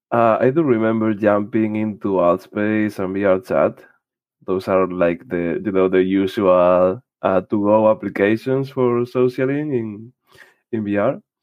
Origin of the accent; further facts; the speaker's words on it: Spain; I'm from Spain